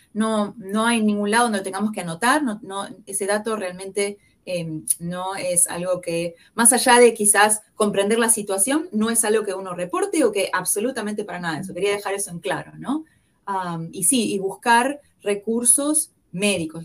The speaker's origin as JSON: {"language": "Spanish", "region": "Buenos Aires", "country": "Argentina", "tie": "born or raised there", "accent": "porteño", "moved": "as an adult", "lives_now": "Kansas City, United States", "said": "como el acento me delata, que yo soy porteña. Ah, nací y crecí en Buenos Aires, Argentina"}